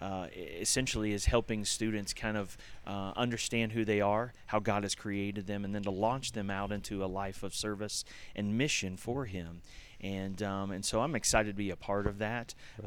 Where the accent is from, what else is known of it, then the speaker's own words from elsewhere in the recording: Ohio, United States; I grew up near Chautauqua, and so Chautauqua was in Ohio, my home, and that was an important place to me from a very young age.